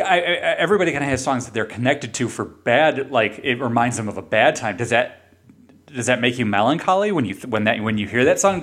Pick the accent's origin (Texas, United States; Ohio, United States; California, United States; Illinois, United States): Illinois, United States; Chicago; I grew up in Chicago